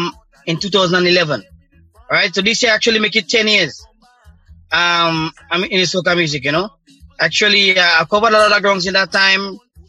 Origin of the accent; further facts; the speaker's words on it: Saint David, Grenada; I'm from St. David. Vincent in St. David.